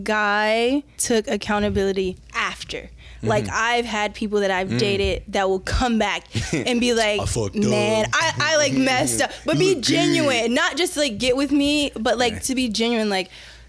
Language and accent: English; Pensacola, Florida, United States; Pensacola, Florida.